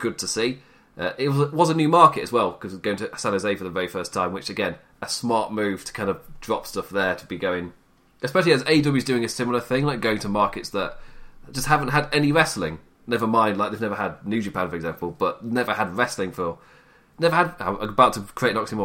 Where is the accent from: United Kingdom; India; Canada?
United Kingdom; England; me being English